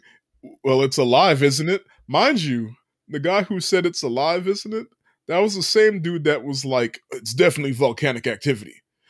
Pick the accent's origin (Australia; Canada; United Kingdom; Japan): Japan; we're from Japan where we can comment on, not really comment, but like have a weighted comment on